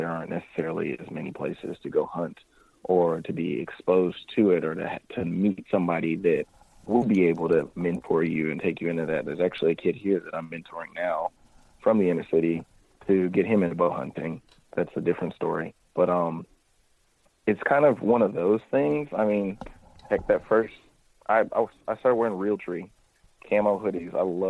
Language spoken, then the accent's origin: English; Missouri, United States; also born or lived in Kentucky; I was born in Kentucky, grew up in Missouri, and, like, Kentucky's further in the south.